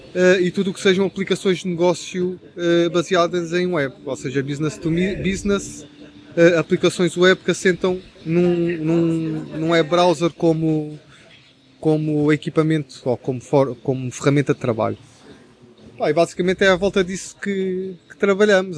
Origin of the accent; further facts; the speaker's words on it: Setúbal, Portugal; eu sou de Setúbal